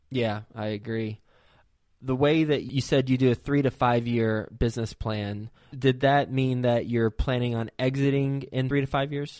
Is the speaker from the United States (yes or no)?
yes; Dallas, Texas, United States; based in my hometown, Dallas, Texas